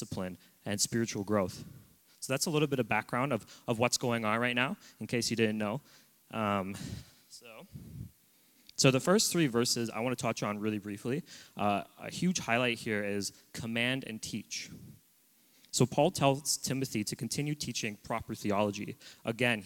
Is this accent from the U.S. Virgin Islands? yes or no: no; Oshawa, Ontario, Canada; moved away as an adult; now in Abbotsford, Canada; I'm originally from Ontario. I was born in Oshawa, which is an hour east of Toronto. I've grown up in a loving home of a Christian family